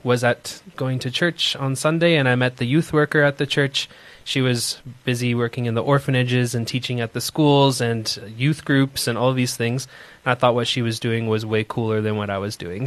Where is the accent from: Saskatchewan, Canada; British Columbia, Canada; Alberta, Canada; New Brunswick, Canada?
New Brunswick, Canada; Moncton; moved away as an adult; now in South Africa; a little province called New Brunswick and an even tiny city called Moncton. And that's where I grew up most of my life